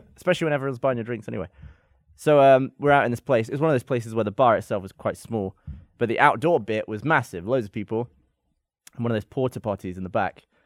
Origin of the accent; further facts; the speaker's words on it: England, United Kingdom; moved away; I'm from England